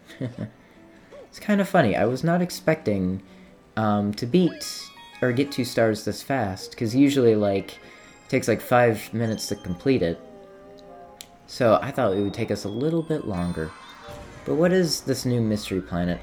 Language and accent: English; United States; I grew up in America, was born in America